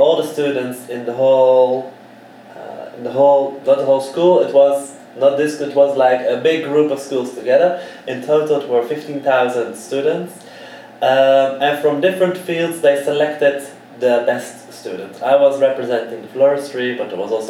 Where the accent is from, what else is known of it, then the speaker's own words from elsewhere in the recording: Amsterdam, North Holland, Netherlands; moved away as an adult; I'm from Amsterdam. But since my 19th, I'm traveling around the world